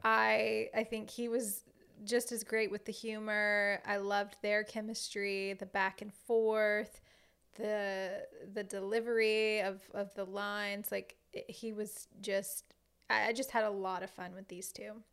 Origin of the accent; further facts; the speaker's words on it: Southern Louisiana, United States; a Cajun girl from Southern Louisiana.